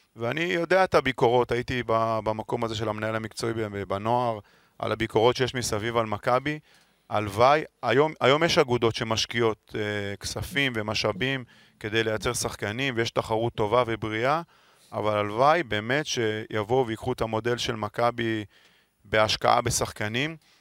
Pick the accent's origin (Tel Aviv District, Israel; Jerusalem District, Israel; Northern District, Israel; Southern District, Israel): Tel Aviv District, Israel; Holon; moved away as an adult; now in Tel Aviv, Israel; אני גר 20 שנה בתל אביב, ועד היום כששואלים אותי מאיפה אתה, אני אומר מחולון, לא מתל אביב